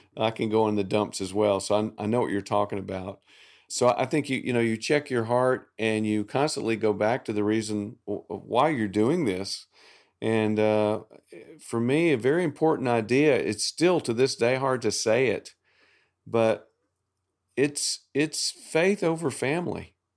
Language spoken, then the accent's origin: English; the South, Southern United States, United States; I'm a Southerner